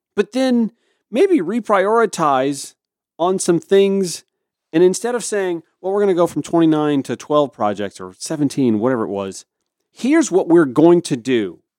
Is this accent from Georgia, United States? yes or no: yes; Augusta, Georgia, United States; my hometown of Augusta, Georgia